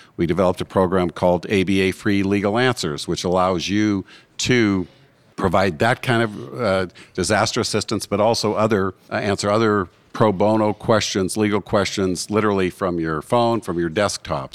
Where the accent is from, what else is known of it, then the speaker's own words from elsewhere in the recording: Butte, Montana, United States; I am from Butte, Montana